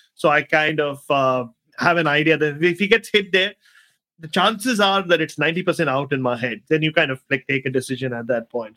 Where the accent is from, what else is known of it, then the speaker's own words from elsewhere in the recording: Mumbai, Maharashtra, India; moved away; also born or lived in Australia; So I was, was born in Ghatkopar, spent my first two years in Ghatkopar. I went to school in Ghatkopar, but my house that I grew up in and my mother still owns, where I slept when I went to Bombay now, uh, is in that it's in that undefined zone between Ghatkopar and Chembur